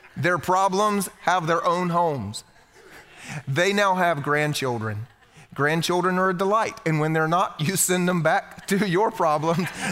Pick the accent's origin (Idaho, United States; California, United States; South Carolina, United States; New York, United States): South Carolina, United States; You see, I was raised here in the Bible Belt. This is where I'm from, South Carolina.